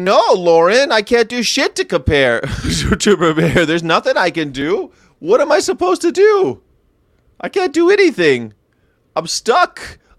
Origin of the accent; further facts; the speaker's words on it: Florida, United States; I've been in more hurricanes and tornadoes growing up in Florida.